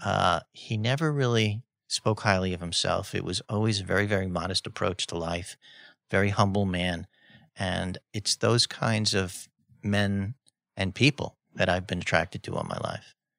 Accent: New York City, New York, United States; I grew up in Spanish Harlem

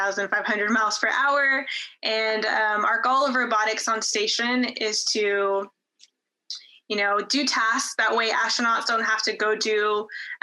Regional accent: El Paso, Texas, United States; now in Houston, United States; growing up in El Paso to eventually like following my dream, working as a flight controller here at JSC.

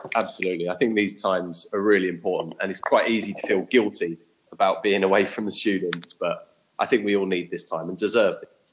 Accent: Watford, East of England, United Kingdom; also born or lived in Japan; now in London, United Kingdom; I'm originally from Watford.

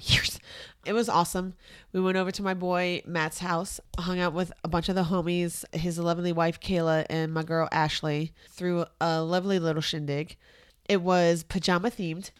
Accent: Santiago, Santiago Metropolitan Region, Chile; moved away; I was born in Santiago, Chile

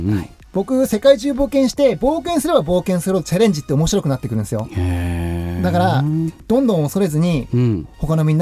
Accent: Akita, Japan; 僕と同じ秋田県出身で

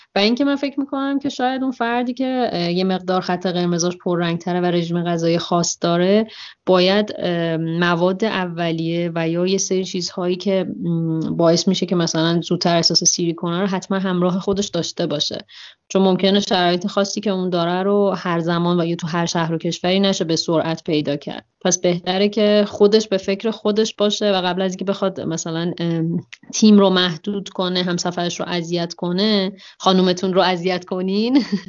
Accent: Iran; من یه دختر بکپکر ایرانی هستم

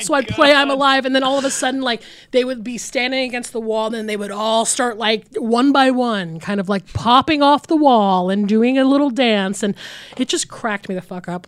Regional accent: Georgia, United States; I grew up in Georgia

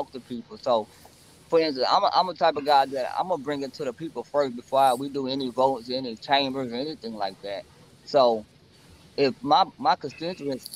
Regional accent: Beaumont, Texas, United States; I'm actually born and raised in Beaumont

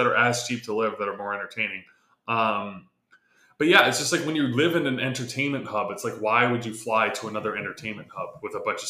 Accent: California, United States; growing up in California

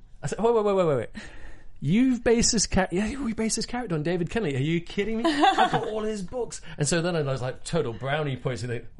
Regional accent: Hong Kong; I grew up in Hong Kong as a kid, so I speak Cantonese, which is the craziest thing.

